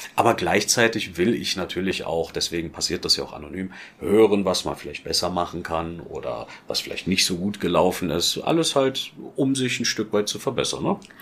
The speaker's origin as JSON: {"language": "German", "region": "Berlin", "country": "Germany", "moved": "as an adult", "lives_now": "Filderstadt, Germany", "said": "als Berliner"}